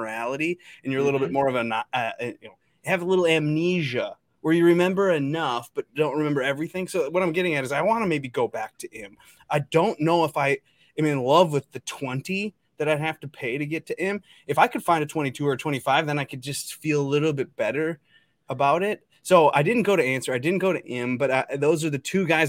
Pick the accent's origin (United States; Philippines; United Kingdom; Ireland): United States; Minnesota; my home state, Minnesota